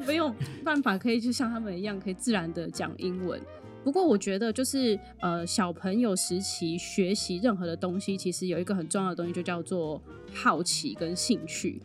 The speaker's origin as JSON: {"language": "Chinese", "country": "Taiwan", "said": "因为其实我觉得英文学习这件事情，对我们台湾人来讲，从小到大都是一个罩门。"}